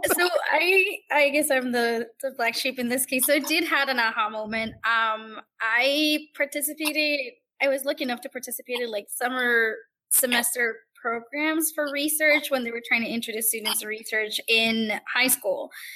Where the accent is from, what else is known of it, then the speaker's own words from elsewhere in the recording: Puerto Rico; now in Blacksburg, Virginia, United States; I'm originally from Puerto Rico